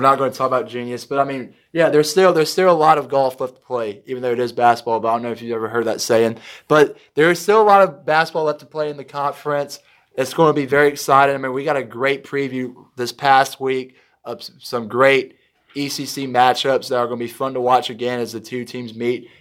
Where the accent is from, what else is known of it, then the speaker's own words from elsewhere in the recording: Kinston, North Carolina, United States; here in Kenton, North Carolina, your hometown, my hometown